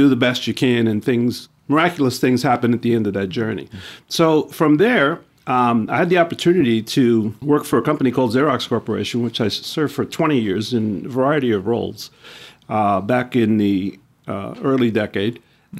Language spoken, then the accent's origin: English; New York City, New York, United States; Well, again, it starts with where I grew up in New York City.